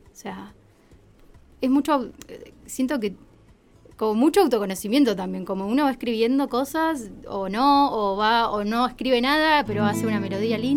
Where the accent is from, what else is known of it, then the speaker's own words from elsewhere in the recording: La Pampa, Argentina; yo soy de La Pampa